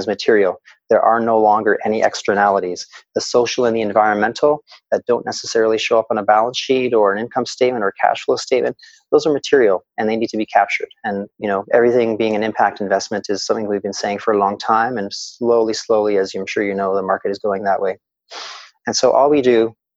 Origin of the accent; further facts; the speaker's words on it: Kitchener, Ontario, Canada; I was born in Kitchener-Waterloo